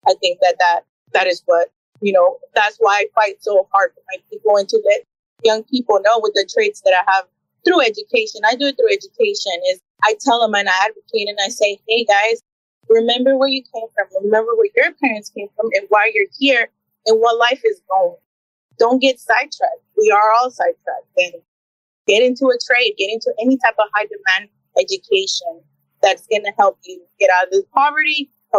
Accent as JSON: {"language": "English", "region": "Tamaulipas", "country": "Mexico", "tie": "born or raised there", "also_born_or_lived": "Houston, United States / Brownsville, United States", "said": "I was born in Houston, Texas. But I was raised pretty much majority of my time in Mexico. We would go back and forth from Tamaulipas, by Hermoso. And that's pretty much where all my childhood, was from."}